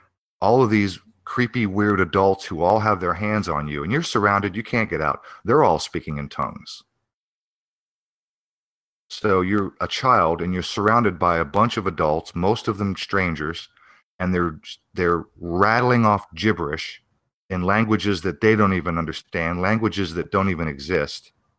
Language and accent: English; Pennsylvania, United States; I was born in Pennsylvania, raised as a young child in Pennsylvania, and the religion is Baptist Christian.